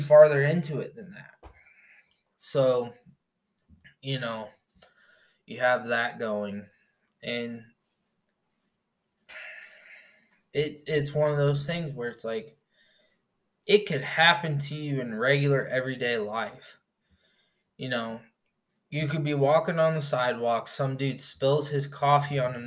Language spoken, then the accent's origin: English; Indiana, United States; moved away; I'm from back in the States, I'm from Indiana